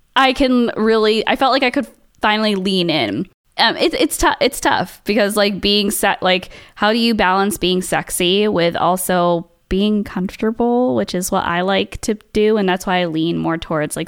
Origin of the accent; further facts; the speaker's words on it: Saratoga Springs area, upstate New York, United States; moved away; also born or lived in Boston; to go to high school in actual upstate New York, like Saratoga Springs area